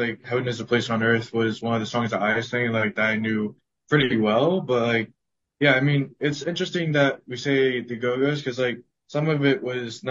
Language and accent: English; New York City, New York, United States; I grew up in New York City, so like you obviously like gain an accent